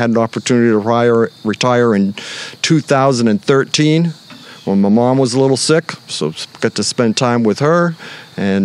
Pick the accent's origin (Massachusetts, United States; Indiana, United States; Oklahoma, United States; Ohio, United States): Massachusetts, United States; Hanson; moved away as an adult; also born or lived in Philadelphia, Pennsylvania / New Hampshire; raised on the south shore of Massachusetts in Hanson, Mass.